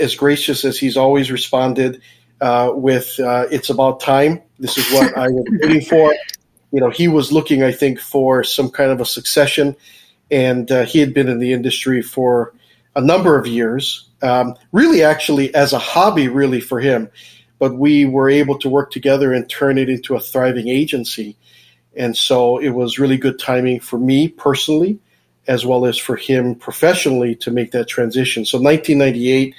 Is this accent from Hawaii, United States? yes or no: yes; Oahu, Hawaii, United States; I was born in Oahu in Hawaii